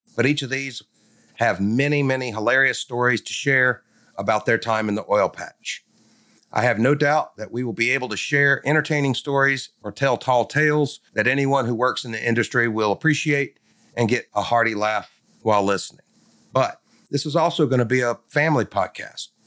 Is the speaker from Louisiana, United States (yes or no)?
yes; North Louisiana, United States; I'm from North Louisiana